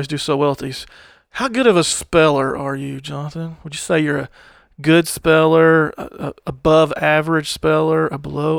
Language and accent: English; Arkansas, United States; I'm from Arkansas.